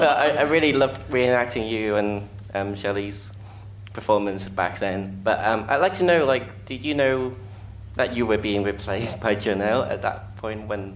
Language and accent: English; Hong Kong; moved away; growing up in Hong Kong, I picked up your accent and Shelley's accent